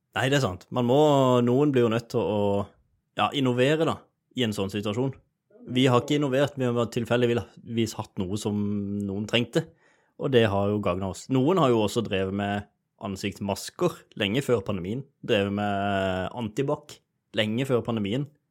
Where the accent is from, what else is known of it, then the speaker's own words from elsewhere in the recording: Sørlandet, Norway; jeg er sørlending